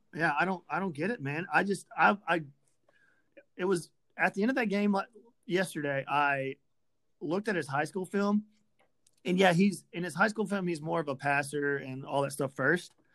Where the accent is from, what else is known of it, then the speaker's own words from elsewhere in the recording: Memphis, Tennessee, United States; I'm from Memphis and all my friends are from Memphis